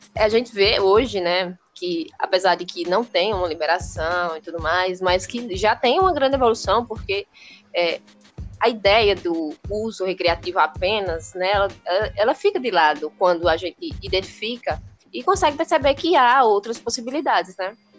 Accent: Ceará, Brazil; aqui no Ceará, sou do Ceará

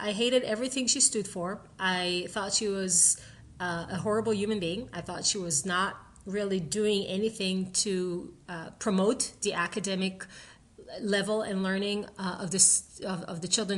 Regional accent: Israel; I grew up in Israel

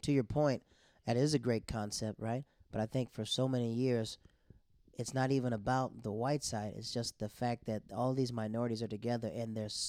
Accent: Florida, United States; now in New York City, United States; And I was like, I'm from Florida. No, where are you from? I said, well, my family's from North Carolina. No, where are you from? I said, I live in New York City.

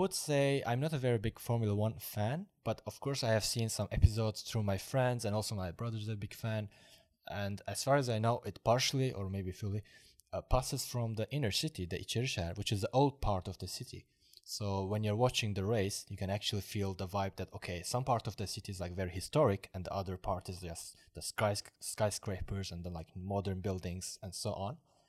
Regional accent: Azerbaijan; also born or lived in Baku, Azerbaijan / Turkey; I'm from Azerbaijan originally. I was born in Baku.

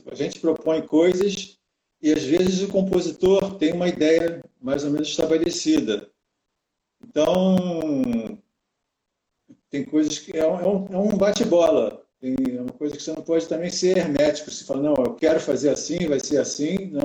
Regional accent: Rio de Janeiro, Brazil; mas o Rio é minha cidade.

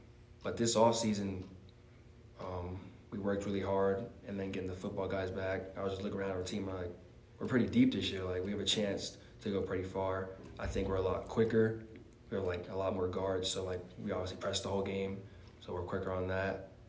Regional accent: Murfreesboro, Tennessee, United States; born there; I was born in Tennessee, Murfreesboro

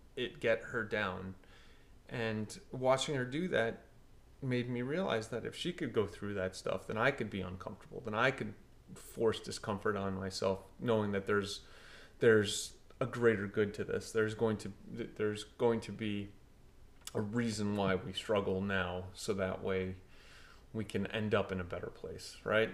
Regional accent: Portugal; I grew up in Portugal, played a ton of soccer

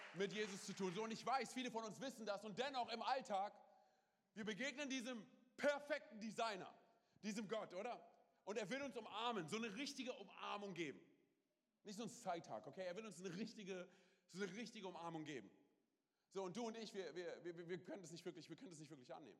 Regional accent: Berlin, Germany; wir kommen aus Berlin, wir haben auf der Straße, wir haben Sachen gemacht

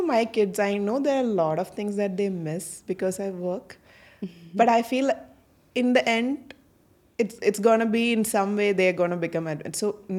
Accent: Bahrain; I grew up in Bahrain for most of my schooling time.

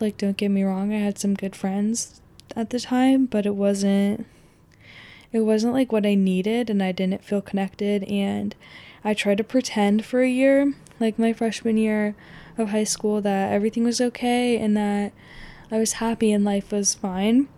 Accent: Pacific Northwest, Oregon, United States; growing up in the Pacific Northwest in general. I grew up also in really close proximity to, like, I think it's the biggest state park in Oregon.

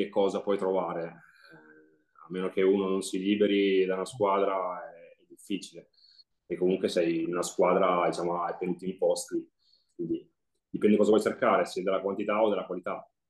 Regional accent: Forlì, Emilia-Romagna, Italy; giornale che era delle mie parti di Forlì

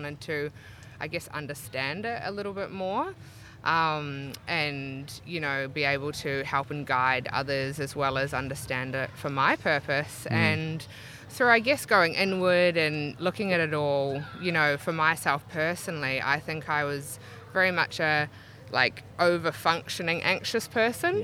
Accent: Auckland, New Zealand; moved away as an adult; now in Brisbane, Australia; Originally from Auckland, New Zealand, and moved to Brisbane about 9 years ago

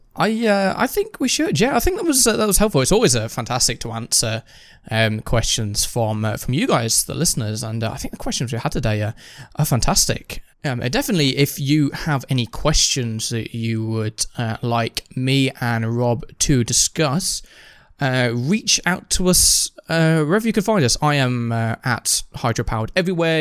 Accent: United Kingdom; being British

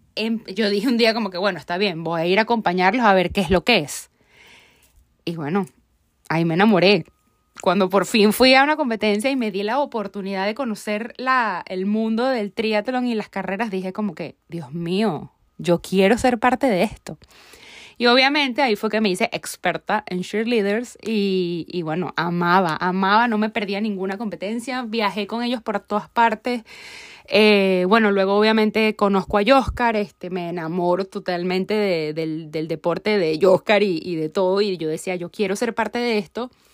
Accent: Venezuela; Como buena venezolana

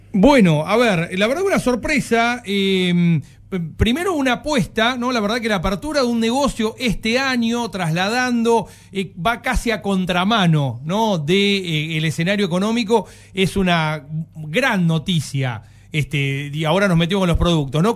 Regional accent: the interior, Argentina; also born or lived in La Plata; yo soy nacido en La Plata, pero tuve así mi infancia en el interior

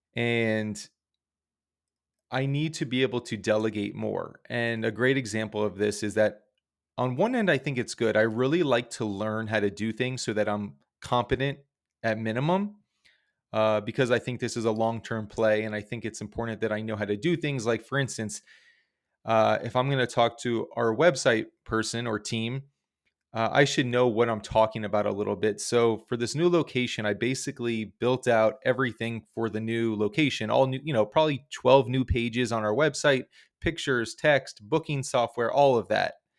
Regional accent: South Florida, United States; we're from South Florida

